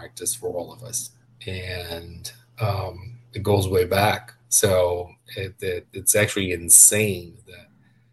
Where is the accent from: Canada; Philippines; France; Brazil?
Brazil; Curitiba, Paraná; English is a second language; moved away as an adult; also born or lived in Orlando, Florida; now in United States; was born and raised in Brazil, and particularly, especially, not just being from Brazil, but being from Curitiba